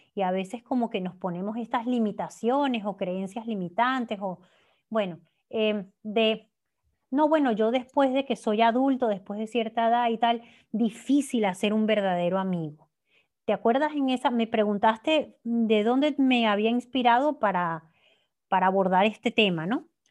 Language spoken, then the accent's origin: Spanish; Venezuela; moved away as an adult; el hecho de yo no estar viviendo en mi país de origen, em, igual si, hubiese, si me hubiese quedado en Venezuela